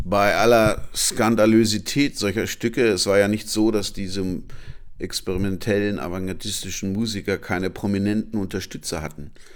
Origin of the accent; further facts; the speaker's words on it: Hanover, Lower Saxony, Germany; meine Geburtsstadt Hannover